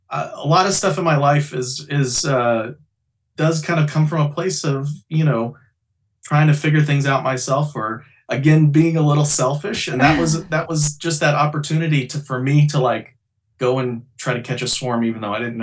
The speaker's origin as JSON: {"language": "English", "town": "Shreveport", "region": "Louisiana", "country": "United States", "also_born_or_lived": "Orlando, Florida", "moved": "as an adult", "lives_now": "New York City, United States", "said": "I'm originally from Louisiana, Shreveport, Louisiana"}